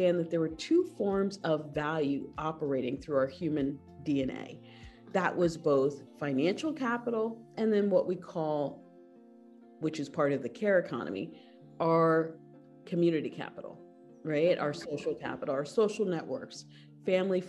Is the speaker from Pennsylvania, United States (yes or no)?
yes; Philadelphia, Pennsylvania, United States; also born or lived in Allentown, Pennsylvania / Barbados; It started in Philadelphia, where I was born and raised